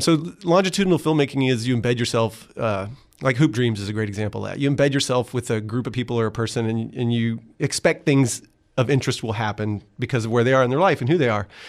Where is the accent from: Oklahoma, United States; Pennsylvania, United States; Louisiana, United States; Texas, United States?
Texas, United States; Austin; I came from South Austin, you know, blue collar